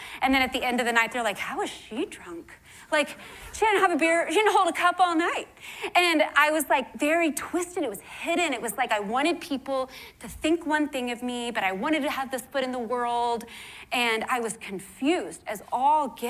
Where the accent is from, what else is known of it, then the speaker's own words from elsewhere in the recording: Houston, Texas, United States; the only reason I believe in Christ is because I was born in Houston, Texas, you know? And that's just what everyone here believes.